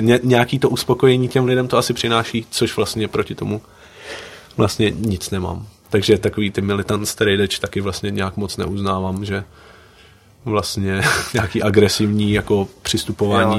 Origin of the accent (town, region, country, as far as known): Liberec, Liberec Region, Czechia; born or raised there; also born or lived in Slovakia